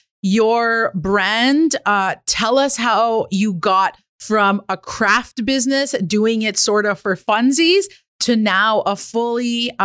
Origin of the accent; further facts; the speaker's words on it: Kitigan Zibi Anishinabeg, Quebec, Canada; I'm an entrepreneur from Kittagong, Zibi, and Anishinaabeg.